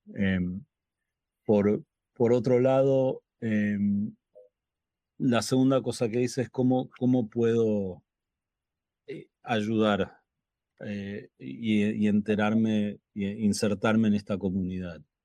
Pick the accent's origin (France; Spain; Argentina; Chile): Argentina; Buenos Aires; now in Los Angeles, United States; nací en Buenos Aires, Argentina